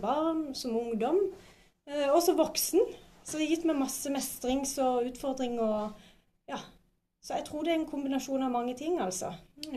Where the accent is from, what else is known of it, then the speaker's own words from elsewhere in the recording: Spangereid, Agder, Norway; now in Vigeland, Norway; jeg kommer fra Spangereid. Eh, og nå bor jeg på Vigeland